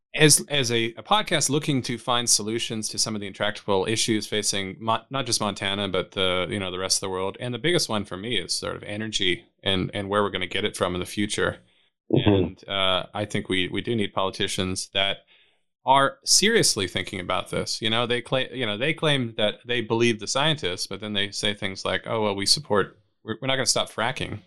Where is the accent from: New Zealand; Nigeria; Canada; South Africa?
Canada; now in United States; as a Canadian living in the states